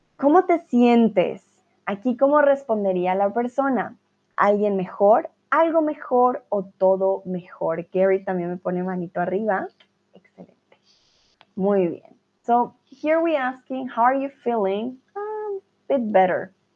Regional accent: Colombia; now in Germany; Yo soy de Colombia, pero estoy en Alemania

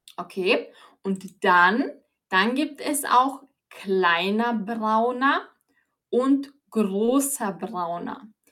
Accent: Austria; ich bin aus Österreich

